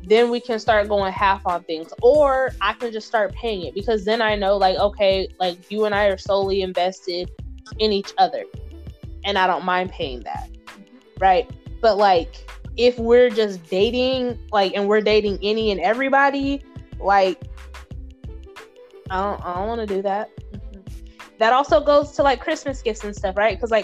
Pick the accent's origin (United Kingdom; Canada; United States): United States; Southern Mississippi; my family and I, we're from Southern Mississippi. And so in the South, you're just kind of raised to like let a man be chivalrous